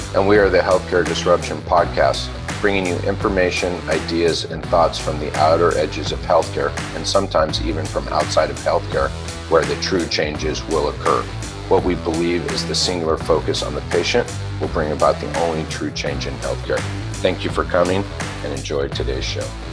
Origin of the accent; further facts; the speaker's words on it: California, United States; I'm from California